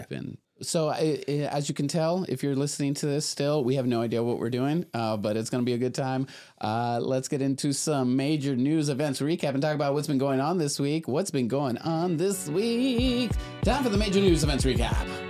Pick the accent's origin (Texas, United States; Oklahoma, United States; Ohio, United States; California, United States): Texas, United States; Laredo; grew up in Laredo, Texas, which is ninety-eight percent Mexican